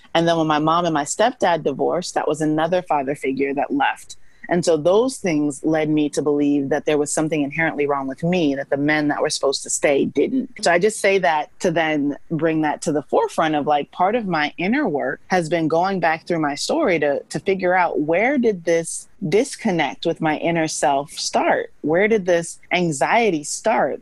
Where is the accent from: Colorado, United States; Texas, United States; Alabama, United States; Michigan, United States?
Texas, United States; Missouri City; also born or lived in New York / Atlanta; I grew up in Missouri City, which is a suburb of Houston